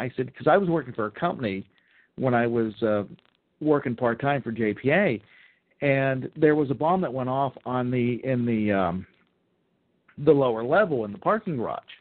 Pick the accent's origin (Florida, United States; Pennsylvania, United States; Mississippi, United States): Pennsylvania, United States; Mars; moved away as an adult; also born or lived in Fayette County, Pennsylvania; I grew up in Butler County. I grew up in Mars, Pennsylvania